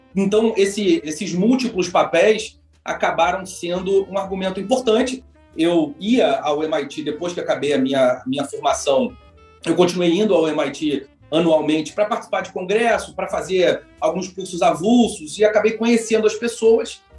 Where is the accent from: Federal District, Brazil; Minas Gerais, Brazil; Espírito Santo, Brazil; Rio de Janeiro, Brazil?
Rio de Janeiro, Brazil; sou carioca, né? então fiz aqui PUC Rio